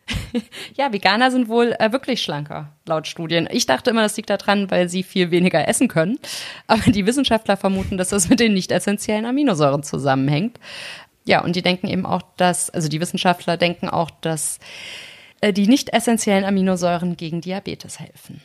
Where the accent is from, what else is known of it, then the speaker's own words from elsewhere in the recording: North Hesse, Germany; Und ich komme ja aus Nordhessen